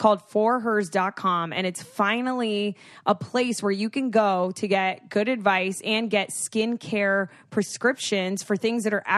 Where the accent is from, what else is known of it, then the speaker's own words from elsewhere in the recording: Florida, United States; I am from South Florida